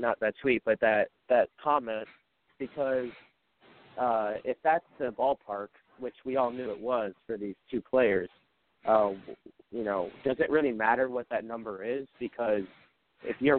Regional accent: Minnesota, United States; I'm from Minnesota, so I go to a decent amount of Twins games

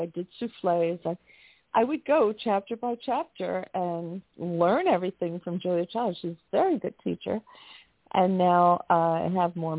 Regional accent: New York City, New York, United States; I grew up in Manhattan.

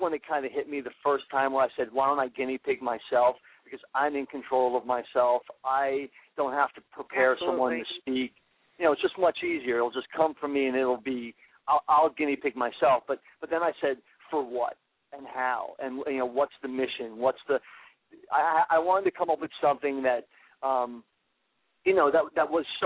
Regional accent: New Hope, Pennsylvania, United States; I'm from New Hope, Pennsylvania, and the Philly area.

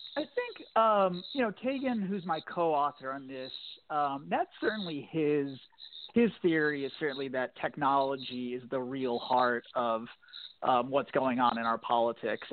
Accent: Virginia, United States; I was born and raised in Virginia, and kind of ended up back in Virginia politics

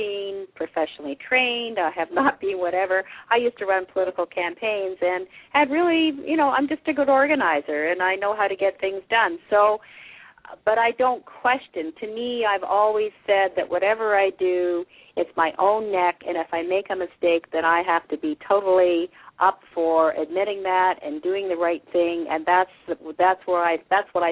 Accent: Canada; also born or lived in England; I was born in England and arrived in Canada at the age of 4

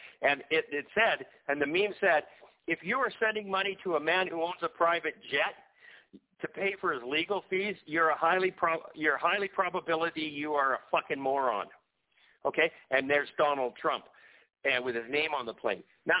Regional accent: Canada; I'm a Canadian. I always have lived in Canada.

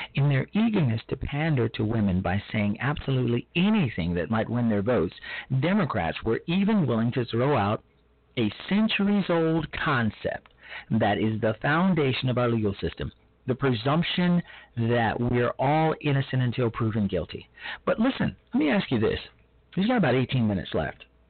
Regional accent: Chicago, Illinois, United States; my hometown, Chicago

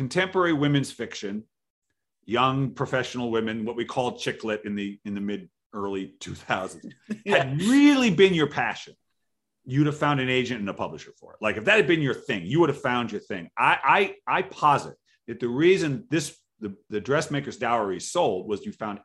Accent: Providence, Rhode Island, United States; now in Seattle, United States; I wrote about Providence, where I was from

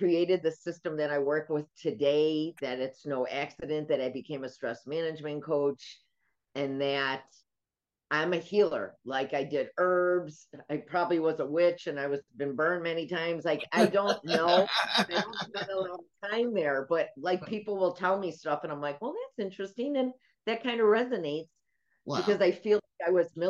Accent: Chicago, Illinois, United States; moved away as an adult; now in Florida, United States; I'm a Chicagoan. We don't have hurricanes

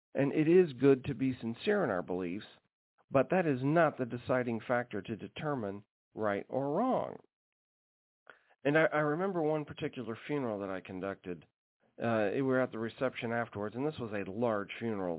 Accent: Alaska, United States; growing up in Alaska

